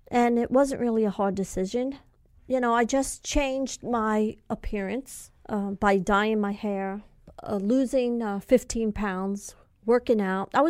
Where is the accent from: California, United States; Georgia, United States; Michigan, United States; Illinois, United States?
California, United States; I'm from California and I don't know where this is and that is.